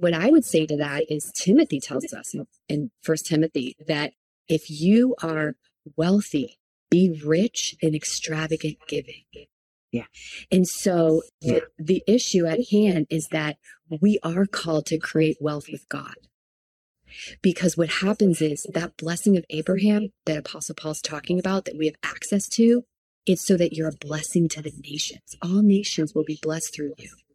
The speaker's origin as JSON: {"language": "English", "area": "Palm Beach area", "region": "South Florida", "country": "United States", "moved": "as an adult", "lives_now": "Redding, United States", "said": "we are from South Florida, from like the Palm Beach area"}